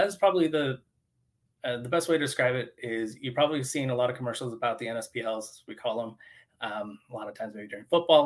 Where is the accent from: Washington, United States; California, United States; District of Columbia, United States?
Washington, United States; Eastern; moved away; I was originally from Eastern Washington and I moved across the state